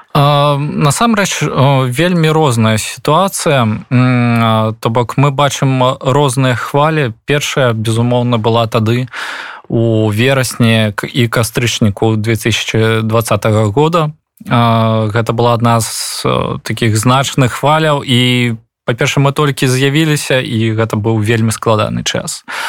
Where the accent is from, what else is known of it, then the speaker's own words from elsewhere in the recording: Belarus; moved away; мы беларусы